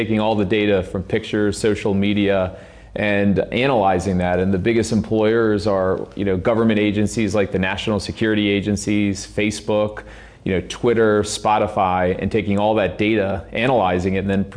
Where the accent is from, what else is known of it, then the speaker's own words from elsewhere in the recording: Baltimore, Maryland, United States; Baltimore Ravens, my hometown